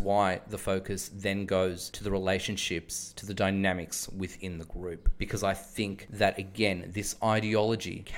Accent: Australia; as an Australian who's always lived in the Western suburbs, who comes from an immigrant background

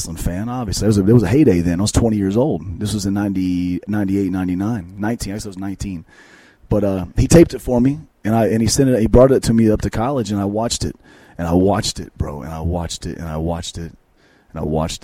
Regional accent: Asheville, North Carolina, United States; moved away as an adult; also born or lived in Detroit, Michigan / Cincinnati; I was born in Detroit, Michigan. My family moved to North Carolina. Grew up in Asheville, North Carolina. Lived there for 20 years

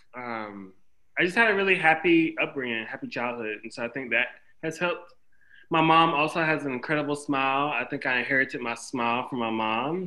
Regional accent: Windsor, North Carolina, United States; I grew up in a small town called Windsor, North Carolina, in Bertie County.

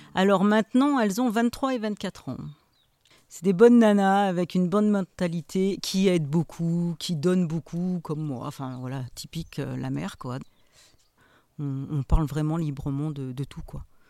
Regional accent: Saint-Éloi, France; je suis originaire de Saint-Éloi. Voilà, je suis née à Saint-Éloi. On est six enfants

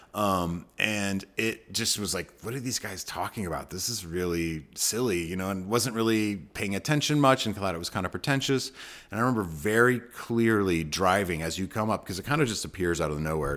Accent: Austin, Texas, United States; now in Amarillo, United States; I grew up in Austin

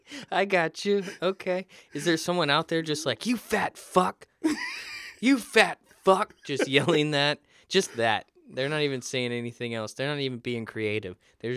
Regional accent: Florida, United States; I grew up in Florida near the beach, so it was very important that I learned to swim.

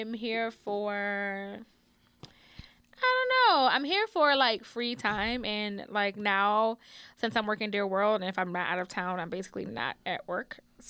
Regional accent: New Orleans, Louisiana, United States; I'm from New Orleans.

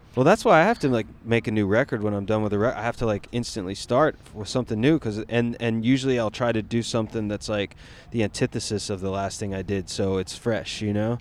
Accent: Asheville, North Carolina, United States; I'm from North Carolina, so it's Where? like uh, Asheville.

